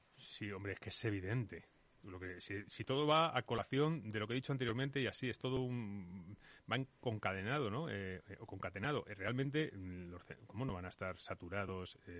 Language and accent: Spanish; Móstoles, Community of Madrid, Spain; now in Batres, Spain; yo soy vecino de Batres, soy alcalde de Batres, pero yo soy mostoleño, me he criado toda la vida en Móstoles